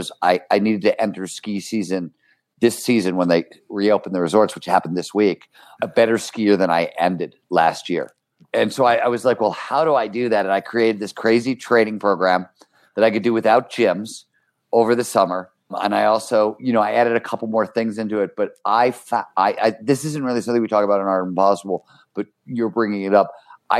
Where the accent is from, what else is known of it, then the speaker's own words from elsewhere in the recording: Cleveland, Ohio, United States; when I was growing up in Cleveland, Ohio, right? Blue collar kind of childhood.